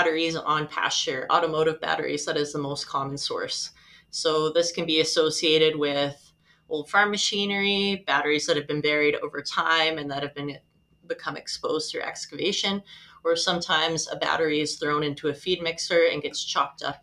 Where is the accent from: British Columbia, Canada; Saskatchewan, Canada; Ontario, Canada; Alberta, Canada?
Saskatchewan, Canada; Saskatoon; also born or lived in Regina; I am a lifelong Saskatchewan resident. I was born in Regina, but grew up in Saskatoon.